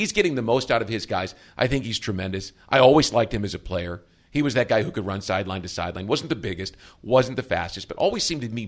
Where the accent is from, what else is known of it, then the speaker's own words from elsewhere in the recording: Midwest, United States; I'm from the Midwest